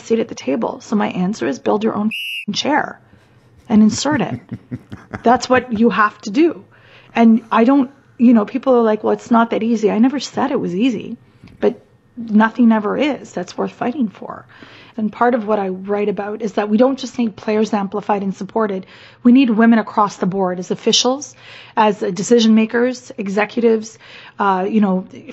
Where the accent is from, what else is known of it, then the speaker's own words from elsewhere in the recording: Canada; I'm Canadian.